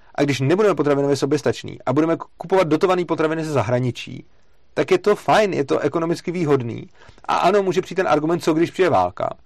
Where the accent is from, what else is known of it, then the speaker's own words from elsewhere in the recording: Czechia; tady v Čechách